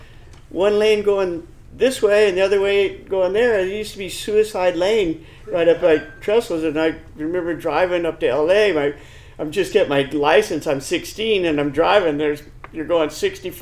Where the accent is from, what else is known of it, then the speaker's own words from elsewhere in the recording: San Diego, California, United States; also born or lived in El Centro, California; by the time I was four, we started living in San Diego.